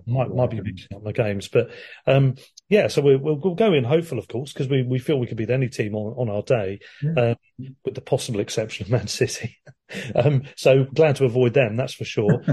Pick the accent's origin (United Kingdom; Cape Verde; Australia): United Kingdom; Worthing, South East England; my hometown team Worthing got into the first round